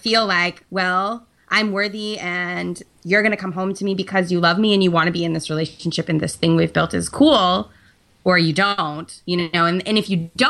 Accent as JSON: {"language": "English", "town": "San Francisco", "region": "California", "country": "United States", "tie": "born or raised there", "also_born_or_lived": "New York", "said": "I grew up in San Francisco."}